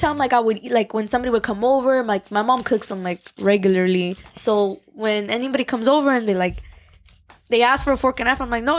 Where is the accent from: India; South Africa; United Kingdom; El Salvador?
El Salvador; I'm from El Salvador.